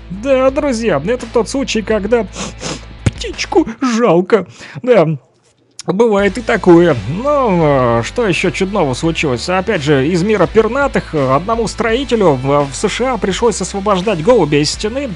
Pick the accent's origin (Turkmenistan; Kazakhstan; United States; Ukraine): Ukraine; Luhansk, Luhansk Oblast; now in Kirovsk, Ukraine; Вот мы с ним с одного квартала, с южного